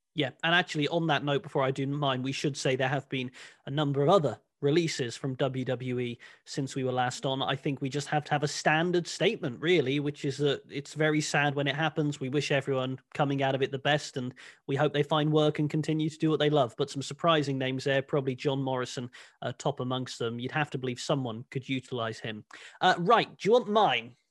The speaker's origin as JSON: {"language": "English", "area": "Cornwall", "region": "South West England", "country": "United Kingdom", "tie": "born or raised there"}